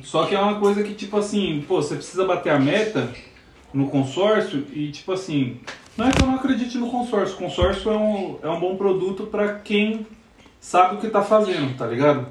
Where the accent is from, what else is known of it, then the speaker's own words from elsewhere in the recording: São Paulo, Brazil; moved away as an adult; now in Portugal; eu sou de São Paulo, quando eu falo que eu sou de São Paulo é, é tipo meio complicado, porque tipo. Eu cresci, eu sou do Jaraguá, Zona Oeste de São Paulo